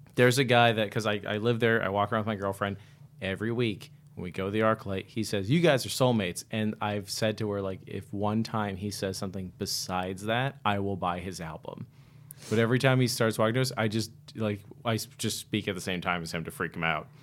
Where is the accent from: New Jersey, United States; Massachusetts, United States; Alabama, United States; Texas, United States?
Massachusetts, United States; Worcester; now in Los Angeles, United States; We're both from Worcester